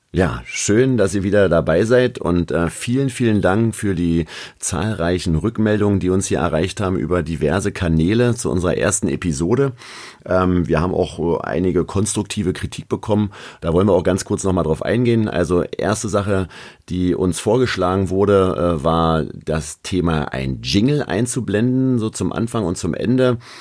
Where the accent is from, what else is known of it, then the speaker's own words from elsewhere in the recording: Berlin, Germany; accent: Berlinisch; aus Berlin zu kommen